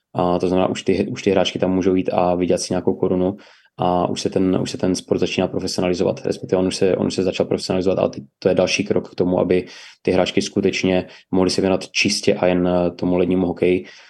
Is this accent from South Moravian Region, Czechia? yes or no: no; Ostrava, Moravian-Silesian Region, Czechia; pocházím z Ostravy